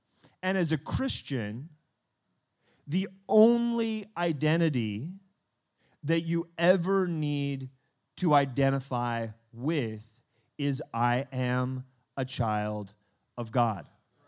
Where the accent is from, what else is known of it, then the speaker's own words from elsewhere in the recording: France; born there; I was born in France.